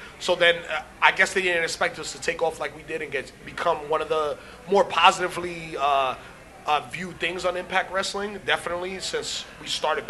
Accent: Jamaica; Kofi was the fake Jamaican, so, you know, we're real Jamaican.

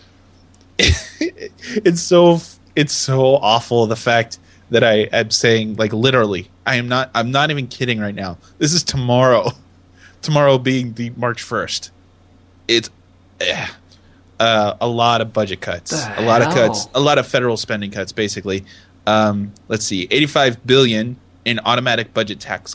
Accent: United States; I'm an American

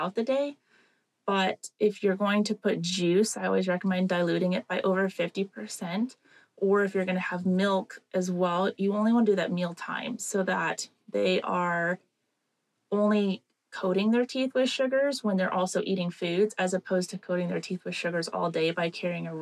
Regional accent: Reno, Nevada, United States; I am born and raised in Reno, Nevada.

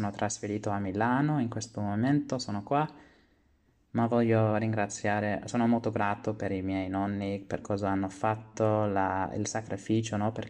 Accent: Australia; Italian is a second language; sono, ho 25 anni e sono australiano però d'origine italiana, come già sapete.

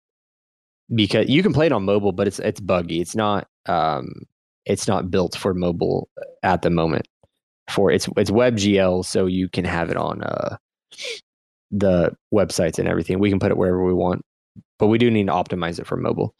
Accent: Midwest, United States; I'm from the Midwest

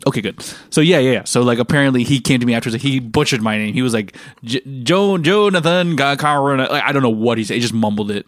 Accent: United States; moved away; also born or lived in Singapore; when I was growing up in America

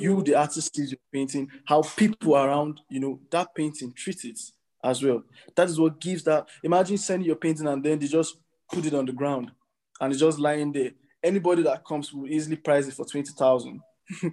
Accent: Nigeria; as contemporary Nigerian artists

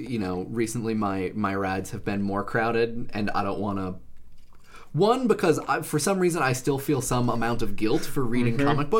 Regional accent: Medfield, Massachusetts, United States; now in Brooklyn, United States; I grew up in a small, very, very small town called Medfield.

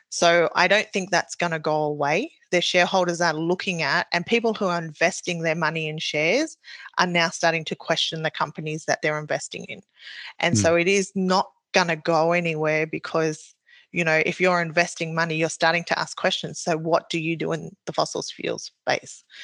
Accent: New Zealand; now in Australia; so I am Maori, so I came from New Zealand to Australia.

